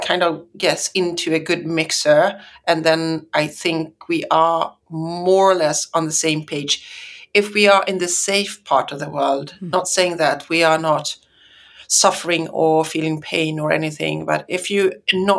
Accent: Sweden

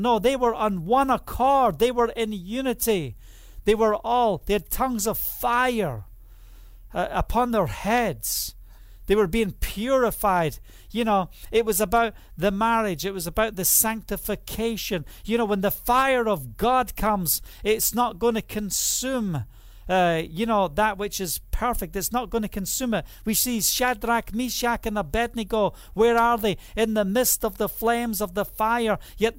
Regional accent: Scotland, United Kingdom; But the reality is, I'm Scottish. And just think about who you are and where you're from.

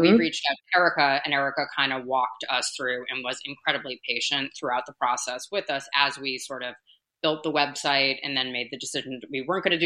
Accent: East Coast, United States; moved away as an adult; now in Los Angeles, United States; I'm from the East Coast originally.

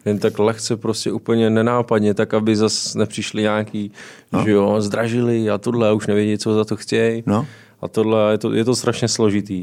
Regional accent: Liberec, Liberec Region, Czechia; moved away as an adult; also born or lived in Jičín; now in Vrchlabí, Czechia; jsem z Liberce, vyučil jsem se v Liberci.

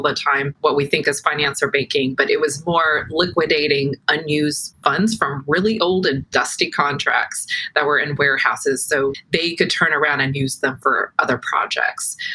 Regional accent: Norfolk, Virginia, United States; I'm a native Virginian. I'm about hours south of DC. I'm originally from Norfolk area and Hampton Roads area, so I've always been in this area.

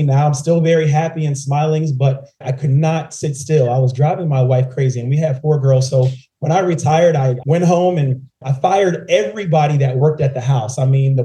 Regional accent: right outside of Philadelphia, Pennsylvania, United States; moved away as an adult; also born or lived in New Orleans; now in Atlanta, United States; I'm born and raised in Pennsylvania, right outside of Philadelphia

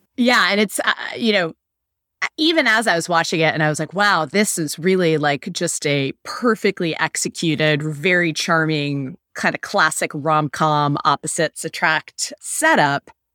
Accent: United States

